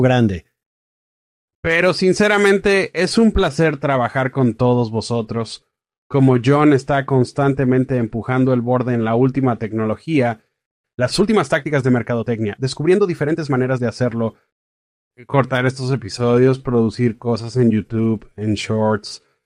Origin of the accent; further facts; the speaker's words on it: Fairfax, Virginia, United States; now in Washington, DC, United States; Yo vivo en Washington, DC, soy de Fairfax, Virginia, originalmente, así que he estado en y alrededor de DC casi toda mi vida